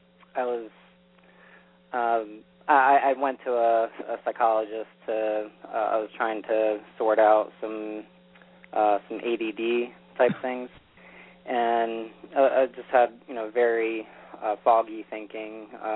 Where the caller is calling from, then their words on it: New York, United States; from New York.